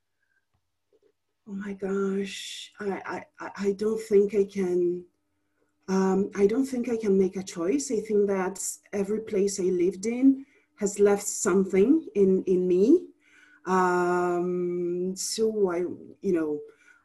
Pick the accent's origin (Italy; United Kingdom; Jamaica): Italy; first language Italian; English is a second language; moved away as an adult; also born or lived in United States; now in Dakar, Senegal; I'm half Italian and half Mozambican. Was born and lived in Italy. And so Italian is my mother language